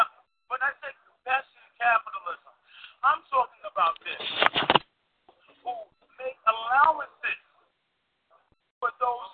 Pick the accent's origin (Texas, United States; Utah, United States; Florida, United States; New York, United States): New York, United States; Bronx; I'm from the Bronx.